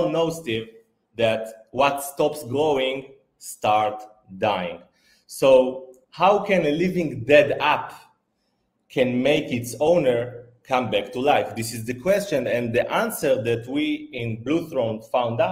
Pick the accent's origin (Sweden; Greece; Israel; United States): Israel; moved away as an adult; also born or lived in Italy / Thailand; now in Phuket, Thailand; I'm originally from Israel. I lived there